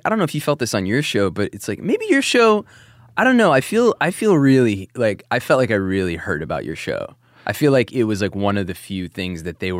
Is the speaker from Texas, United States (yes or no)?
no; New Jersey, United States; also born or lived in New York; growing up in Jersey and New York in the early O's